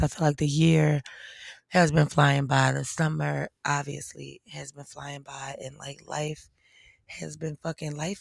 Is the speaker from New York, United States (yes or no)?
no; Philadelphia, Pennsylvania, United States; I'm from P A, I'm from Philly